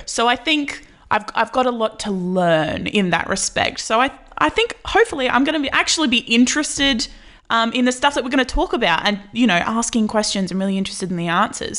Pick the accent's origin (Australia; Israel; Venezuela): Australia; I'm Australian